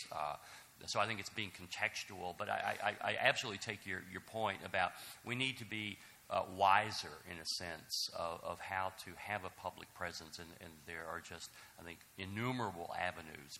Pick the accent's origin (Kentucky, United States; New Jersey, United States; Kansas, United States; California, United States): Kentucky, United States; Mayfield; I'm from Kentucky, Mayfield, Kentucky